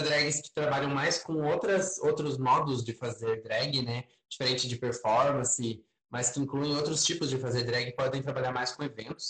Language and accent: Portuguese; Santa Cecília, Santa Catarina, Brazil; moved away as an adult; now in Florianópolis, Brazil; Eu vim do interior de Santa Catarina, né, da Serra Catarinense, uma cidade chamada Santa Cecília, fica perto de Lages, Curitibano, por ali.